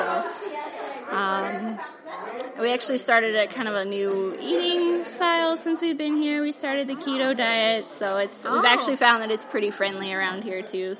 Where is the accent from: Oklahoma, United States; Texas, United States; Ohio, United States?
Ohio, United States; Bryan; I'm from Bryan, Ohio.